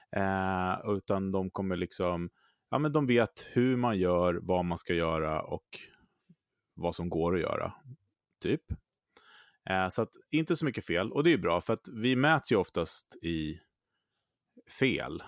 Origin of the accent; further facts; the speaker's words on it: Sweden; vi svenskar